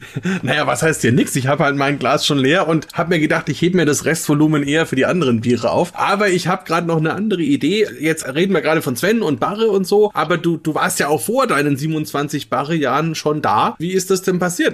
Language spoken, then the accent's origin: German; Franconia, Germany; ich als Franke